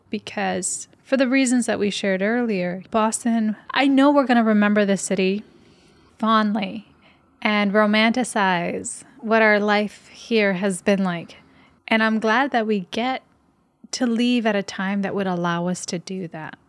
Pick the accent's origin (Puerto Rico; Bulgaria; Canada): Puerto Rico; moved away; also born or lived in Michigan / California; I had lived in Michigan for a big portion of my life, and I grew up in Puerto Rico.